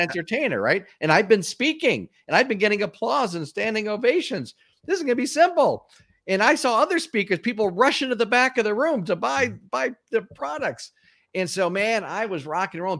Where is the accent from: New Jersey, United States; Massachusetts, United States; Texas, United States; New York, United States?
Massachusetts, United States; Springfield; moved away as an adult; also born or lived in Atlanta, Georgia; I was, uh, born and raised in, uh, Springfield, Massachusetts